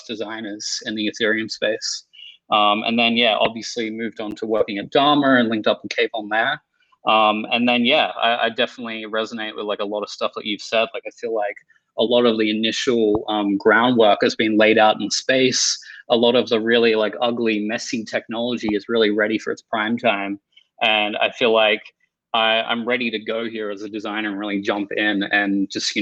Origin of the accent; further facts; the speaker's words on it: Australia; I grew up in Australia in the suburbs, and there wasn't a lot of stuff to do all the way down there.